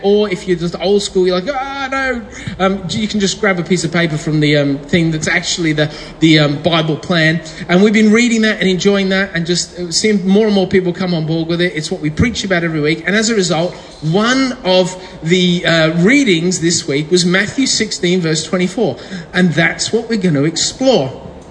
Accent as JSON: {"language": "English", "region": "England", "country": "United Kingdom", "tie": "born or raised there", "said": "I was born in England"}